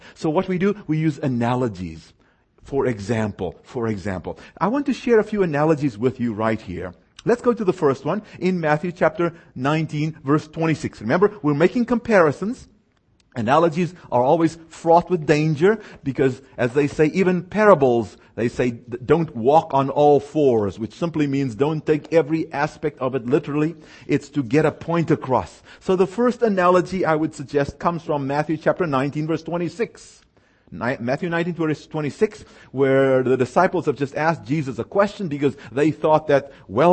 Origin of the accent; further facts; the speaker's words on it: South Africa; moved away; I was born and raised in South Africa